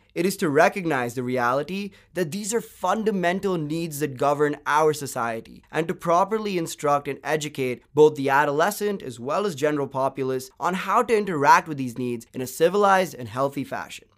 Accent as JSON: {"language": "English", "town": "Bangalore", "region": "Karnataka", "country": "India", "tie": "born or raised there", "said": "I, for one, was privileged enough to do my schooling from a well-reputed K twelve school in Bangalore, which for our non-Indian listeners is my hometown and a city in southern India."}